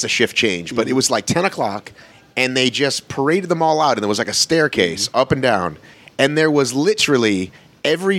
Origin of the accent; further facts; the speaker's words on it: Marietta, Georgia, United States; also born or lived in Boston; I grew up in Marietta.